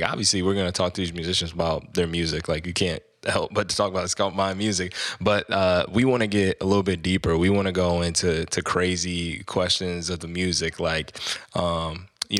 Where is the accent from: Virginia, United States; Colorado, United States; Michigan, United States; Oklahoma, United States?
Michigan, United States; we're from Michigan